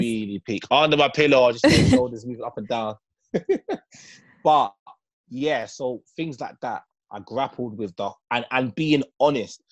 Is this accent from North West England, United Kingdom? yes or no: no; London, United Kingdom; growing up in Northwest London, when I was in, I used to live in a place called Kilburn in Northwest London